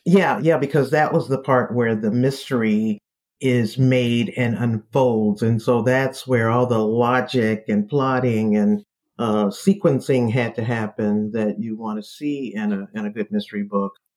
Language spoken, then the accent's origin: English; Detroit, Michigan, United States; moved away as an adult; now in Washington, D.C., United States; I'm from Detroit, born and raised there.